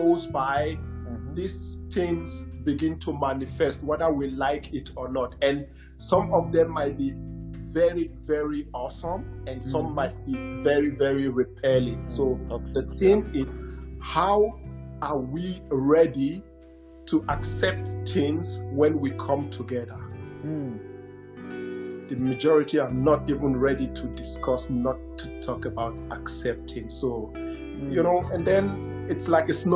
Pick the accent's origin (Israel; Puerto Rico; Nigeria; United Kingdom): Nigeria; As someone who grew up in Africa, in Nigeria to be precise